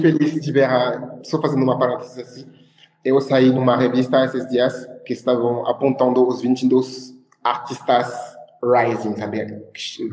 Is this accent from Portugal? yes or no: no; Créteil, Île-de-France, France; Portuguese is a second language; moved away as an adult; also born or lived in Ivory Coast; now in Brazil; no bairro onde eu nasci e cresci, assim, em Créteil, que é na França, que é um bairro de Paris